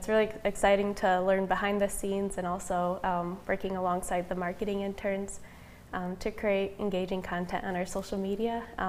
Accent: Jackson, United States; I grew up in the Jackson community.

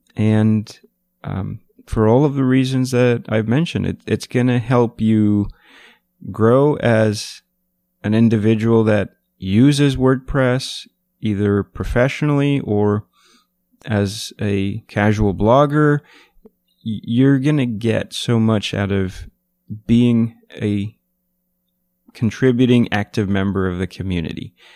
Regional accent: New York City, New York, United States; I'm from New York City

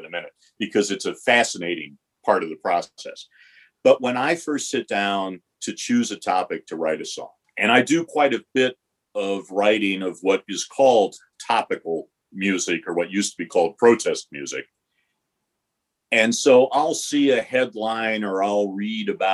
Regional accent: Detroit, Michigan, United States; moved away; also born or lived in West Coast; I grew up in Detroit

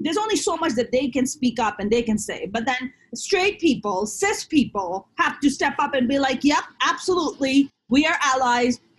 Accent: Pakistan; now in Los Angeles, United States; I'm Muslim, I'm Pakistani

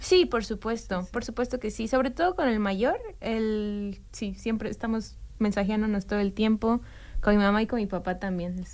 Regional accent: Mexico City, Mexico; moved away as an adult; now in Bloomington, United States; soy ah, mexicana de ah, la Ciudad de México. Mm, nací ahí y crecí ahí

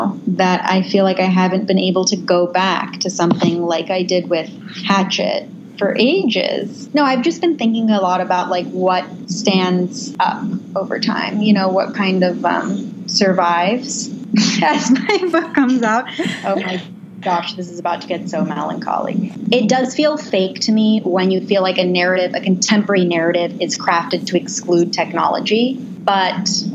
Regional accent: California, United States; I grew up in California and I never went outside

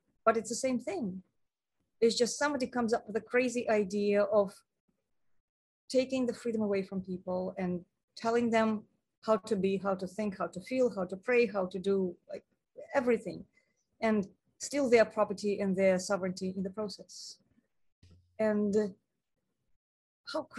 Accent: Moscow, Russia; moved away; I come from Moscow.

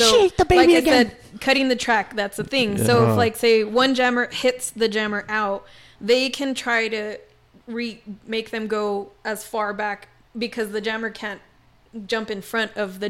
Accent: El Paso, Texas, United States; I was from the Northeast.

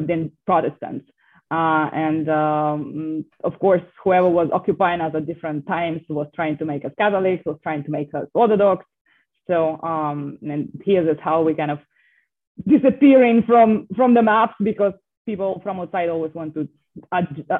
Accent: Belarus; moved away as an adult; now in Florida, United States; I am the citizen of Belarus, and I got my PhD in Miami, Florida International University, related to public affairs, and all my research have been on my home country in Belarus

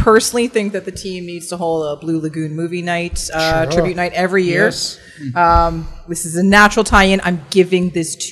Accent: Vancouver, British Columbia, Canada; I'm from Vancouver

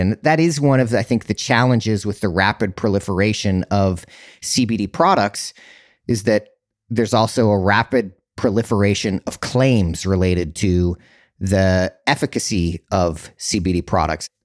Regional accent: Utah, United States; now in California, United States; growing up in Utah

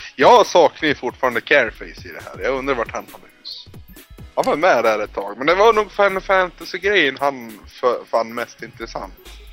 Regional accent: Norrland, Sweden; jag är från Norrland.

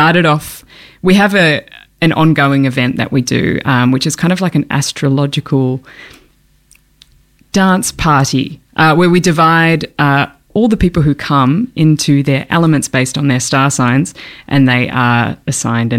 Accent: Auckland, New Zealand; moved away as an adult; now in Melbourne, Australia; I grew up in Tamaki Makaurau in Aotearoa in Auckland. And I moved over here when I was 18 to study at the Victorian College of the Arts.

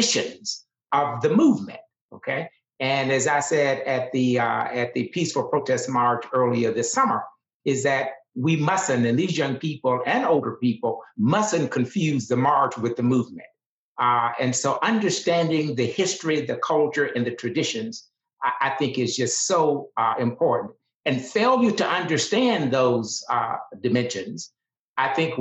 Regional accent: Deep South, United States; I grew up in the Deep South

